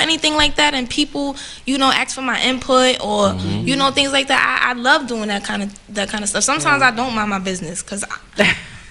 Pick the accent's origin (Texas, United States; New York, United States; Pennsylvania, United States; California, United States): New York, United States; New York City; I'm from Bed-Stuy, right?